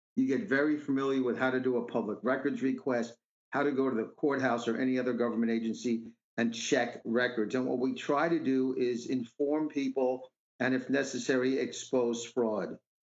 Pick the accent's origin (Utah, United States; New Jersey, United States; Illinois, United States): New Jersey, United States; River Edge; River Edge, uh, my hometown